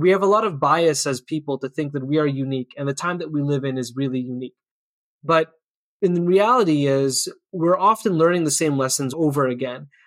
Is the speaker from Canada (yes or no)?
yes; Canada; I think it's an important part of being Canadian.